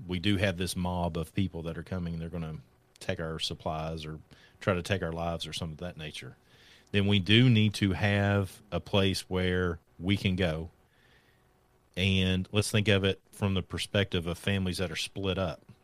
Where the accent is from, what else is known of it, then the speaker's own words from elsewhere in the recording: Kentucky, United States; I'm from Kentucky, so there's not a whole considerable amount of wealth here.